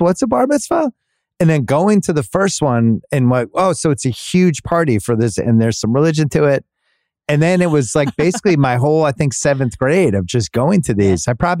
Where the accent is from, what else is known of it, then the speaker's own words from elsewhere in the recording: Boston, Massachusetts, United States; also born or lived in Brookline, Massachusetts; now in Los Angeles, United States; But this is growing up in Boston and Brookline, which is very Jewish. Mm-hmm. And my family, not Jewish at all